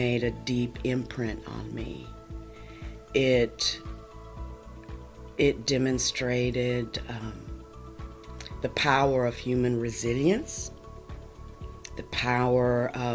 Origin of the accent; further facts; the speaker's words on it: Logan County, Oklahoma, United States; also born or lived in Connecticut; I'm a native Oklahoman, born and raised in Logan County, just south of Guthrie, on a horse and cattle ranch.